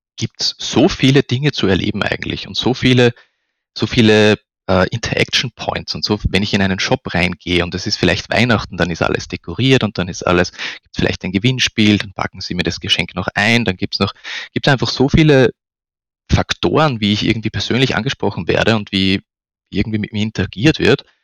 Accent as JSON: {"language": "German", "region": "Upper Austria", "country": "Austria", "moved": "as an adult", "lives_now": "Vienna, Austria", "said": "bin ursprünglich aus Oberösterreich, bin äh, zum Studieren nach Wien gekommen"}